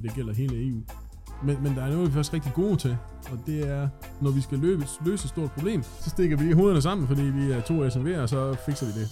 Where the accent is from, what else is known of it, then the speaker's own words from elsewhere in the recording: Thisted, North Denmark Region, Denmark; Jeg er født i Thisted